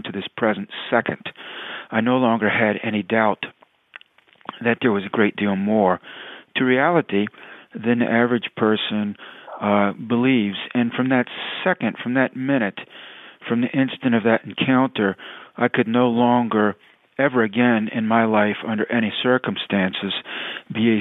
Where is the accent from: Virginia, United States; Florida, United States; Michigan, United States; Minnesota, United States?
Virginia, United States; Tidewater; I grew up in Tidewater, Virginia